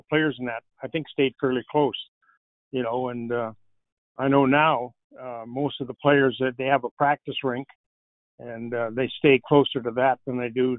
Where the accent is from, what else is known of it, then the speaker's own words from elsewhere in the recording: Poplar Point, Manitoba, Canada; also born or lived in New York; So when I was five, dad retired, and we went, you know, we lived in Poplar Point. That was our home. I mean, we lived there year-round, except for when we went to New York.